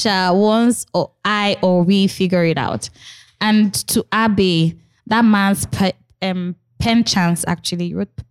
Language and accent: English; Nigeria; I can swear I have heard her name growing up in Nigeria, but I do not know where from.